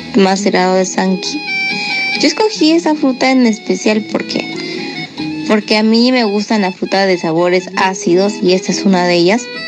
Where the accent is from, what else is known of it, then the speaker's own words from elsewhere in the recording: Huambo, Arequipa, Peru; soy del distrito de Huambo, uno de los 20 distritos de la provincia de Cailloma, Arequipa